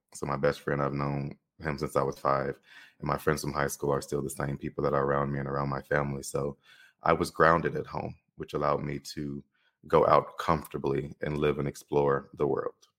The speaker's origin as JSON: {"language": "English", "town": "Chicago", "region": "Illinois", "country": "United States", "tie": "born or raised there", "moved": "as an adult", "said": "I'm growing up in Chicago"}